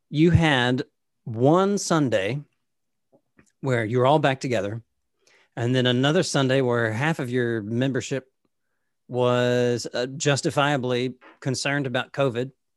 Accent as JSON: {"language": "English", "region": "Middle Tennessee", "country": "United States", "tie": "born or raised there", "moved": "yes", "said": "I grew up in Middle Tennessee"}